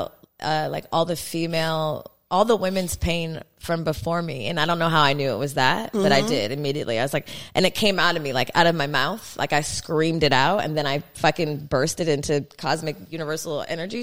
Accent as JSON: {"language": "English", "town": "Los Angeles", "region": "California", "country": "United States", "said": "we're from"}